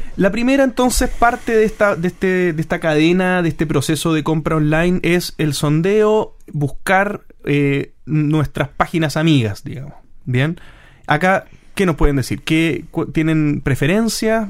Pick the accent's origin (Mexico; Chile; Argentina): Chile; Nosotros somos chilenos